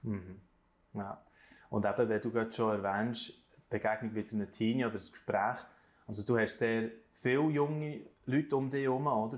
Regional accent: Switzerland; bei uns in der Schweiz

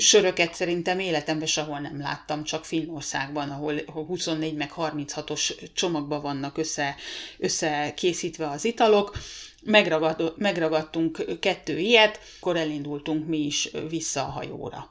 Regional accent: Hungary; moved away as an adult; now in Rovaniemi, Finland; hosszú külföldi lét után tér vissza a szülőhazájába

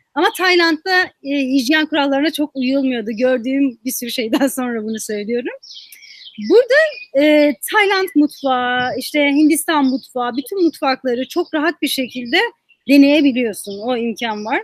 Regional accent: Muş, Muş Province, Turkey; moved away as an adult; Muş'un tamamında şu an buradaki bir ilkokulda bulunan kütüphane yok

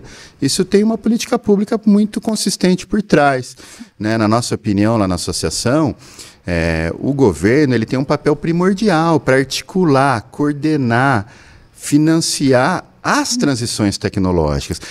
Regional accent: Brazil; nós, como brasileiros

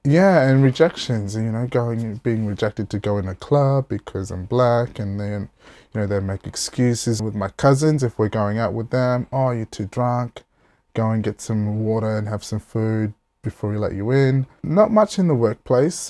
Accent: Port Pirie, South Australia, Australia; also born or lived in Alice Springs, Northern Territory; I was lucky enough to move back with my mum at the age of five and then move down to South Australia where I basically, uh, grew up

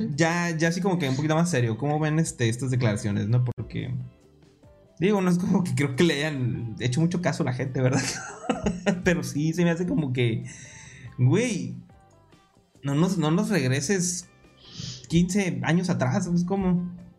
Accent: Mexico; nosotros somos de México

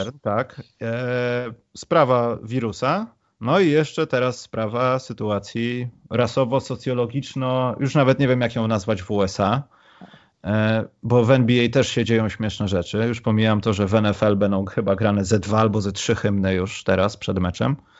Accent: Poland; my z Polski

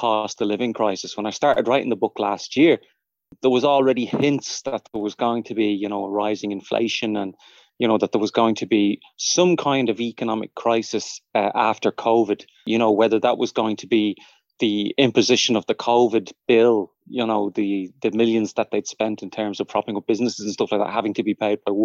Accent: Dublin, Leinster, Ireland; I grew up in Fatima Mansions flats and then moved up to Crumlin.

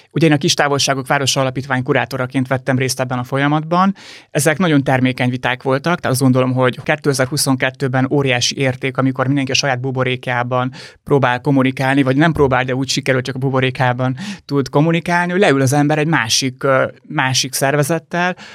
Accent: Arad, Arad County, Romania; also born or lived in Budapest (Erzsébetváros); now in Budapest, Hungary; Aradi vagyok, ha azt nézzük, Aradi.

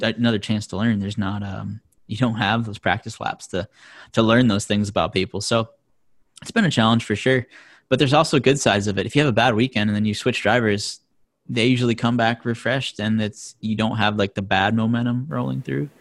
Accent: Vermont, United States; I'm from Vermont

